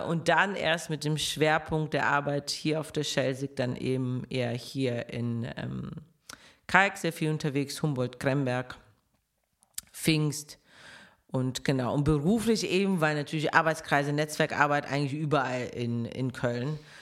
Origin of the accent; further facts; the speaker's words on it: Moscow, Russia; now in Cologne, Germany; Ich komme halt aus Moskau, äh, deswegen, ich brauche auch die Stadt. Ich bin ein absolutes Stadtkind.